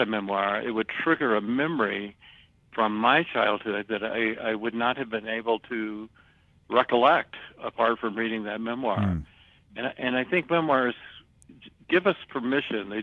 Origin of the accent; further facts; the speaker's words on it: the South, United States; I grew up in the South during the Civil Rights Movement